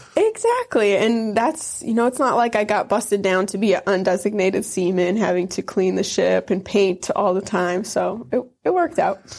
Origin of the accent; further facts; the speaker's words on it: Wisconsin, United States; also born or lived in Iron Mountain, Michigan; Wisconsin is right on the border of the U P, the Upper Peninsula of Michigan, and The town I grew up in was really small